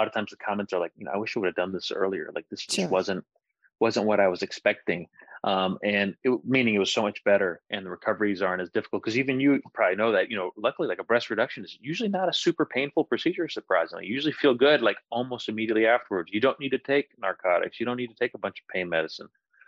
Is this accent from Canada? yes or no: no; Johnson City, Tennessee, United States; moved away; also born or lived in Winston-Salem, North Carolina; we actually moved back home to my hometown in Johnson City, Tennessee